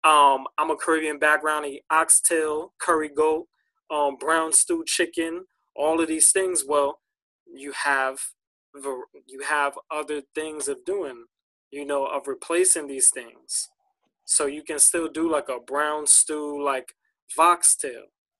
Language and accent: English; United States; because we're American, right? In this society, we gorge everything.